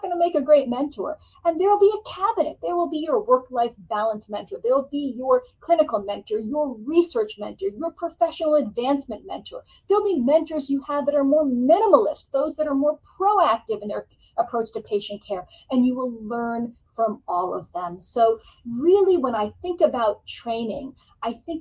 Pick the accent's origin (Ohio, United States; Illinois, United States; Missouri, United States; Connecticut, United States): Connecticut, United States; I grew up in Connecticut, went to a public high school there